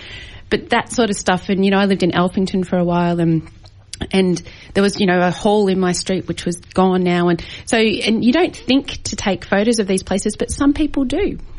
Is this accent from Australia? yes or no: yes; Eltham, Victoria, Australia; I grew up in and around Eltham